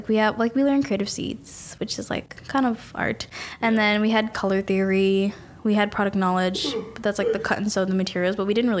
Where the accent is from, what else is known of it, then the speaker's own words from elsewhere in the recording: Mississauga, Ontario, Canada; I'm like, I'm from like a place called Mississauga, which is near Toronto.